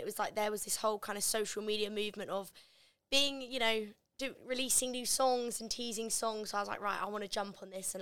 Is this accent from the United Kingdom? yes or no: yes; Canterbury, South East England, United Kingdom; also born or lived in Gravesend, Kent; I'm originally from Gravesend in Kent, and then I moved up to Canterbury when I was about six, so I was like pretty much raised in Canterbury and Kent